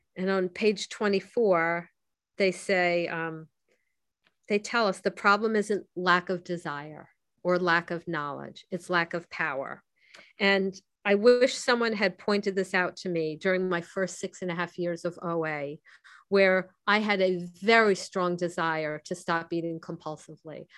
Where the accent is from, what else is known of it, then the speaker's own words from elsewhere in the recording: Miami, Florida, United States; I grew up in Miami